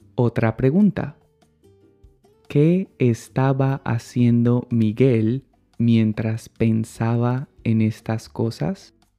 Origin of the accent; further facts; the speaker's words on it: Colombia; en mi país, Colombia, se usa la forma reflexiva del verbo ganar y decimos